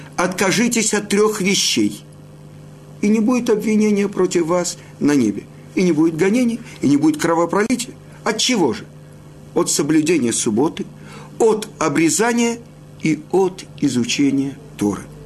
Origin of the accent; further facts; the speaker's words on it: Odesa, Odesa Oblast, Ukraine; я родом из Одессы